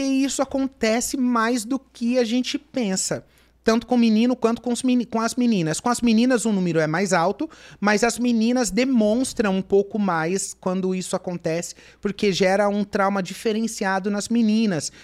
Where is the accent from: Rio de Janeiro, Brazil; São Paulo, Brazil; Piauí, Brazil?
São Paulo, Brazil; Mogi das Cruzes; eu sou de Mogi das Cruzes